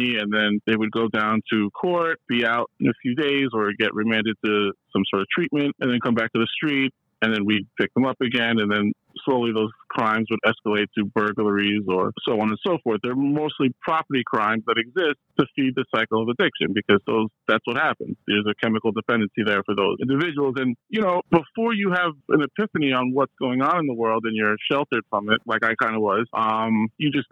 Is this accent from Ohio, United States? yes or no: no; Hudson Valley, New York, United States; moved away as an adult; now in Brooklyn, United States; I'm from the Hudson Valley. When I was around 20 years old, I moved to Brooklyn